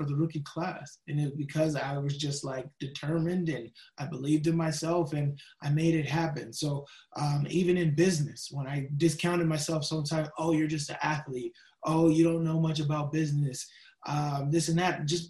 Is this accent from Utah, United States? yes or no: no; Las Vegas, Nevada, United States; I grew up in Las Vegas